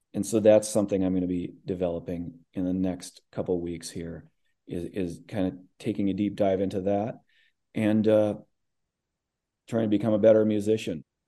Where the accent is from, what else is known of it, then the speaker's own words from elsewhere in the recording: Midwest, United States; I grew up in the Midwest